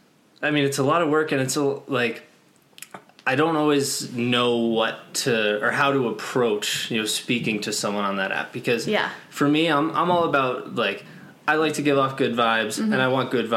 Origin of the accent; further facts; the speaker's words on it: New York, United States; moved away as an adult; also born or lived in Boston; now in Las Vegas, United States; I am 26 years old. I live in Las Vegas, Nevada. I'm from New York originally. Went to college in Boston, then moved out here